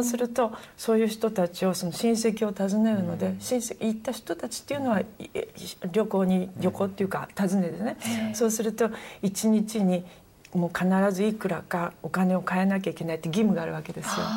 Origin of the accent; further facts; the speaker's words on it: Japan; moved away as an adult; now in Germany; 私が日本人